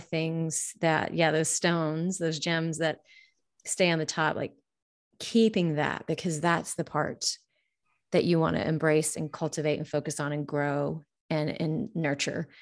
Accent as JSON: {"language": "English", "region": "Montana", "country": "United States", "tie": "born or raised there", "said": "I grew up in Montana"}